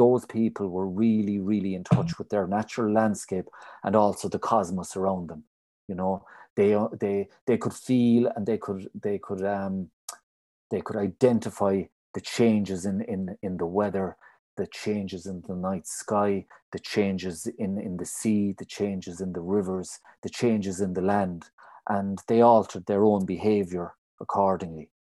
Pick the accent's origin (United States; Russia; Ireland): Ireland; Dingle Peninsula, County Kerry, Munster; Well, I suppose I grew up in Ballaglisha, which is a little townland in the parish of Ballinarteirg, and it's right out of the tip of the Dingle Peninsula. And growing up in the early 80s as a young boy